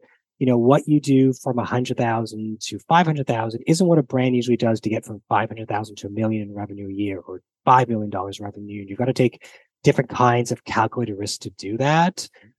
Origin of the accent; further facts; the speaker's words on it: Canada; even though as a Canadian, and you assume, Alex, as an American, we both speak English and the British speak English.